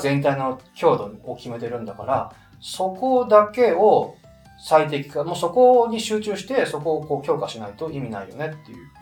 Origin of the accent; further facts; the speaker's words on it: Niigata, Japan; moved away; 実家僕、新潟県なんですけど